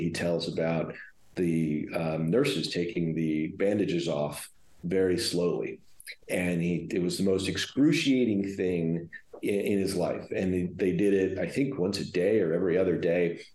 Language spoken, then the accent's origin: English; Houston, Texas, United States; moved away as an adult; also born or lived in Los Angeles; growing up in Houston